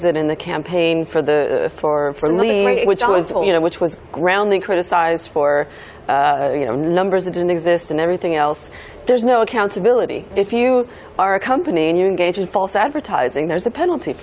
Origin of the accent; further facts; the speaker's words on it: Silicon Valley, California, United States; moved away; I'm originally from the Silicon Valley